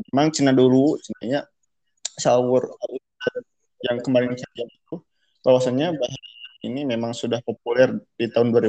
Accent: West Java, Indonesia; nggak lepas dari bahasa Sunda karena kita orang Sunda.

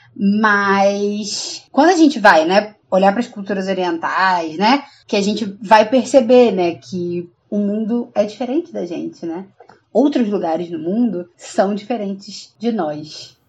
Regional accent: Brazil; a gente é brasileiro

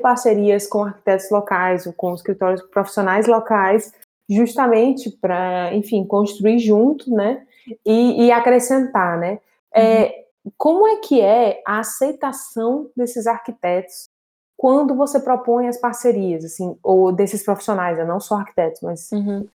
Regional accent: Brazil; now in Portugal; enquanto brasileiros

